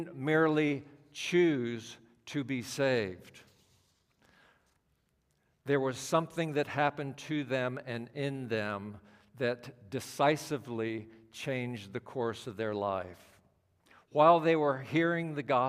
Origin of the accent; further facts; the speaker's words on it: Washington, District of Columbia, United States; I'm from the Washington, D.C. area